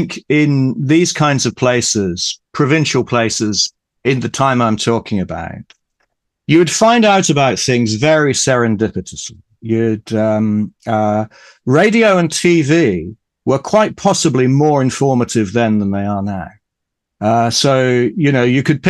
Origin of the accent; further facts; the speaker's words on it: Ipswich, East of England, United Kingdom; I was brought up in Ipswich in Suffolk